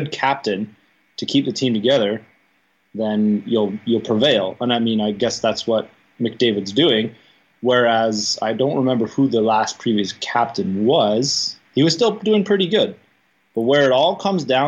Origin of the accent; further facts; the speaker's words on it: southern Alberta, Canada; moved away; we live pretty far south in Alberta, so we were actually closer to Calgary